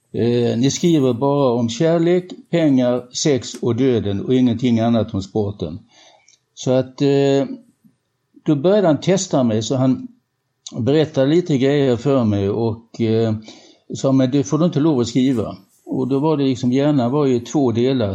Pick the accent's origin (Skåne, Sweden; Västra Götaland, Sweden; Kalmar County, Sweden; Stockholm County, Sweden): Skåne, Sweden; Helsingborg; vi kom ju båda från Helsingborg och gick på samma disco